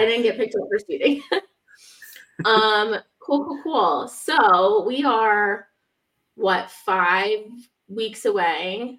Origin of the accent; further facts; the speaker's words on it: Ledger, South Dakota, United States; I grew up in Ledger, yep.